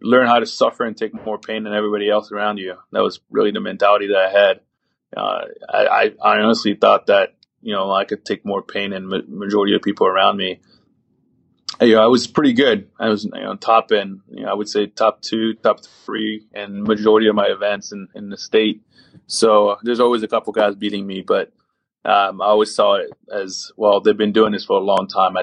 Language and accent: English; Paris, Île-de-France, France; also born or lived in Maryland, United States; now in United States; when I was growing up in Paris, France